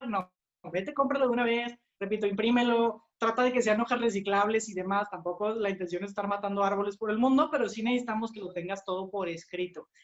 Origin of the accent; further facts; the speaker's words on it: Monterrey, Nuevo León, Mexico; nosotros somos de Monterrey, estamos aquí en, México, es nuestro país